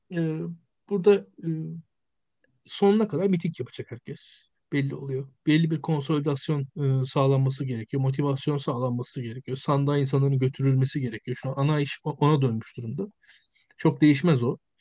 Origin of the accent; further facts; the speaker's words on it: Turkey; benim büyüdüğüm Türkiye'de